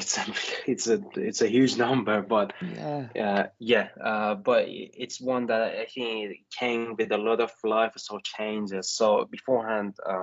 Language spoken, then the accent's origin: English; Iran; moved away; I'm originally from Iran